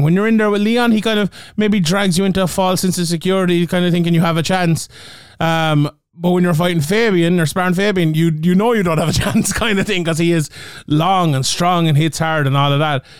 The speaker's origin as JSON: {"language": "English", "country": "Ireland", "said": "my beautiful home country, of Ireland"}